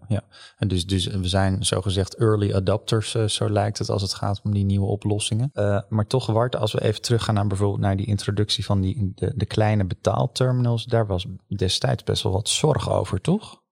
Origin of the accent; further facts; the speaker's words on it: Netherlands; als Hollanders